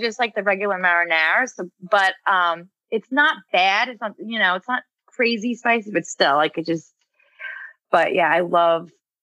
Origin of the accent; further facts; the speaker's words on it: Glen Cove, New York, United States; I'm originally from Glen Cove